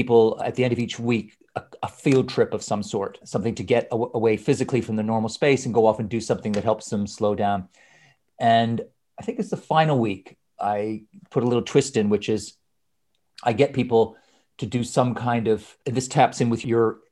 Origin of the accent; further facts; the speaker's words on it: Canada; moved away as an adult; also born or lived in Scotland / Edinburgh; now in London, United Kingdom; I was born in Scotland, but I grew up in Canada